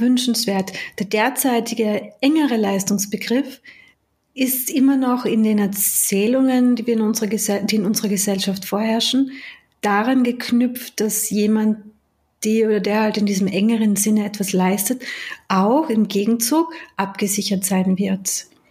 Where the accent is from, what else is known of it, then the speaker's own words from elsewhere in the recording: Austria; moved away as an adult; also born or lived in United Kingdom; Ich bin zwar in Österreich geboren, aber ich habe dort ja Großteil meines Erwachsenenlebens verbracht